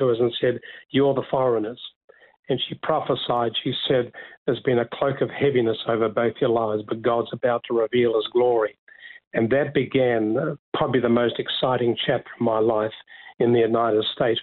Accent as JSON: {"language": "English", "town": "Dunedin", "region": "Otago", "country": "New Zealand", "tie": "born or raised there", "moved": "as an adult", "lives_now": "Australia", "said": "I was born in Dunedin in the South Island"}